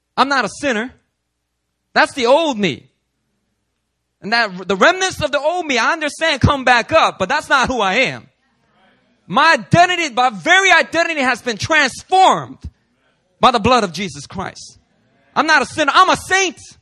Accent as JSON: {"language": "English", "town": "Philadelphia", "region": "Pennsylvania", "country": "United States", "tie": "born or raised there", "moved": "yes", "lives_now": "New York, United States", "said": "growing up in Philly"}